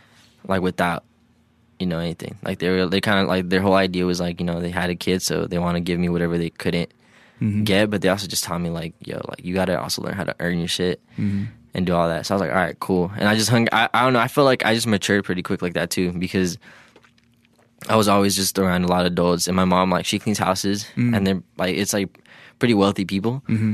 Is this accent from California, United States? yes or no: yes; Hawthorne, California, United States; Yeah, I'm from Hawthorne.